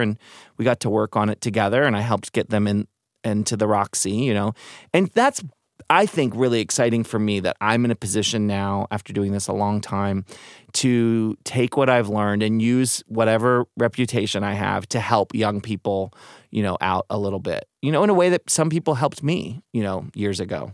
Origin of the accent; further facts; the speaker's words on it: Maryland, United States; now in San Francisco, United States; I was growing up in Maryland, going to Catholic school